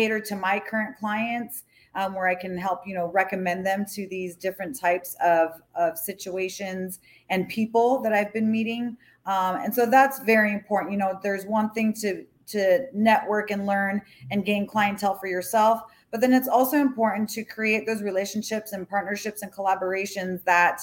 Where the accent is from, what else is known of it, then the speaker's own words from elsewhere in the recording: Hawaii, United States; also born or lived in Colorado; now in Florida, United States; I'm from Hawaii originally. I have Hawaiian in my blood